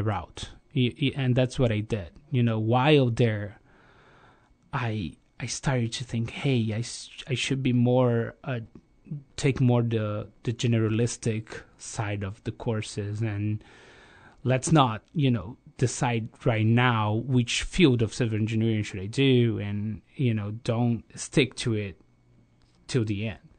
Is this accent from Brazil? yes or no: yes; Rio de Janeiro, Brazil; I grew up in Rio